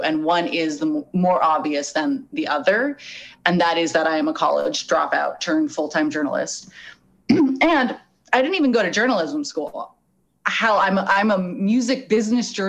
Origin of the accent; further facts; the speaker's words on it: Los Angeles, California, United States; also born or lived in Arizona; I'm white and I'm from Los Angeles. I went to a nice high school.